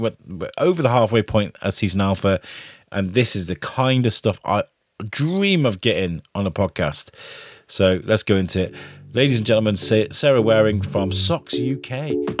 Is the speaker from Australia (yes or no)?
no; Wrexham, Wales, United Kingdom; growing up in Wales, in Wrexham